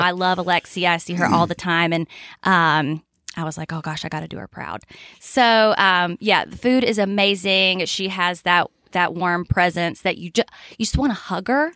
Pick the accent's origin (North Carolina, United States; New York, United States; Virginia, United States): North Carolina, United States; Lenoir; moved away as an adult; now in Boone, United States; I'm not from far away. I'm from Lenore